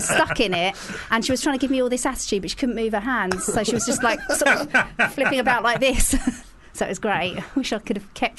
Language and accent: English; Leigh-on-Sea, East of England, United Kingdom; accent: Essex; I'm from Leigh-on-Sea in Essex.